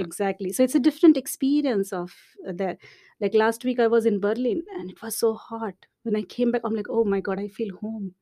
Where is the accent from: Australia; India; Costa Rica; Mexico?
India; moved away as an adult; also born or lived in Montreal, Canada / Finland; now in Dublin, Ireland; I'm, I'm from India